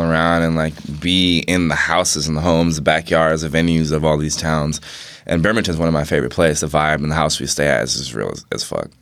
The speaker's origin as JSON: {"language": "English", "town": "New York City", "region": "New York", "country": "United States", "tie": "born or raised there", "also_born_or_lived": "Bainbridge Island, Washington", "moved": "yes", "said": "growing up in New York City and and in like the nineties. I was born in ninety three, and like just living in Harlem"}